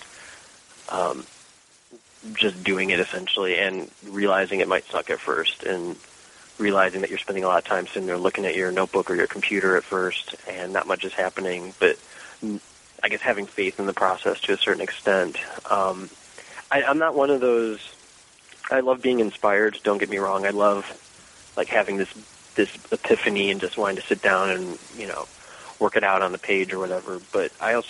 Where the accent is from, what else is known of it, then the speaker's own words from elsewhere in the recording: Cleveland, Ohio, United States; moved away as an adult; now in Washington, United States; I am from Cleveland, Ohio. So Midwestern, and let's see, I moved here in 99